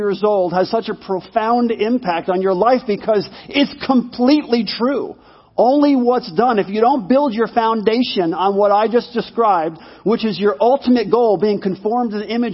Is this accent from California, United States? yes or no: no; New York, United States; growing up in New York in a one-bedroom apartment with my mom